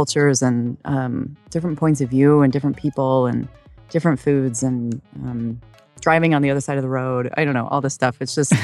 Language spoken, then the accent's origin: English; Idaho, United States; now in Los Angeles, United States; I grew up in Idaho